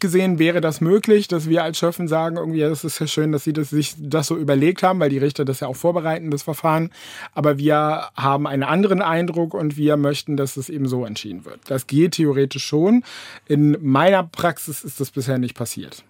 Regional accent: Bremen, Germany; also born or lived in Varel / Löningen; now in Oldenburg, Germany; eigentlich komme ich ursprünglich gebürtig aus Farel. Das liegt noch ein wenig weiter oben links und äh, von Oldenburg, genau. Und insofern ähm, bin ich ganz lange in Bremen aufgewachsen

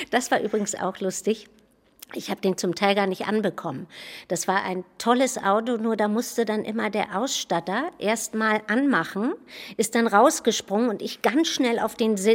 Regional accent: Bargteheide, Schleswig-Holstein, Germany; Ja, oder bei Hamburg, ne? in Bagdaheide.

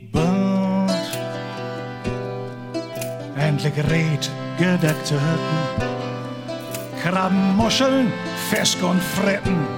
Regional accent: Schwerin, Mecklenburg-Vorpommern, Germany; ich komme aus Schwerin.

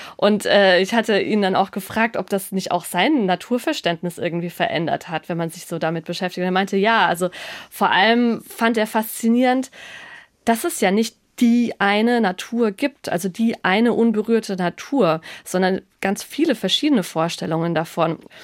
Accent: Germany; bei uns in Deutschland

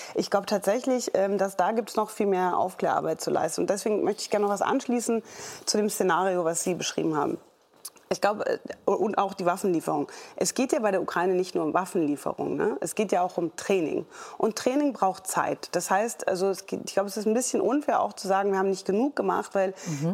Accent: Germany; wir als Deutsche

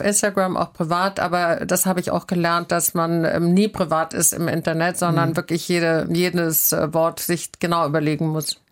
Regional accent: Southern Germany, Germany; now in Hamburg, Germany; ich komme aus Süddeutschland und meine, meine sehr strenge bayerische Großmutter

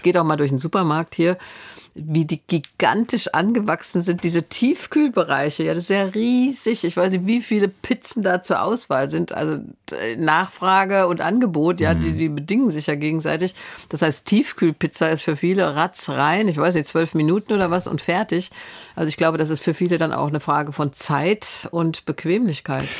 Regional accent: Stadtallendorf, Hesse, Germany; moved away; ich komme ja aus der Stadt, in der Ferrero ist

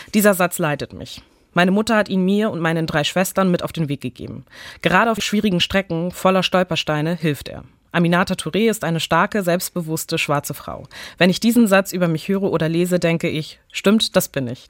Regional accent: Neumünster, Schleswig-Holstein, Germany; ich bin hier aufgewachsen, wie alle schleswig-holsteinischen Kids hier aufgewachsen sind

